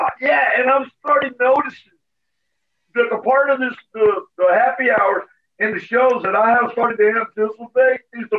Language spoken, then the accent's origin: English; Iowa, United States; We're from Iowa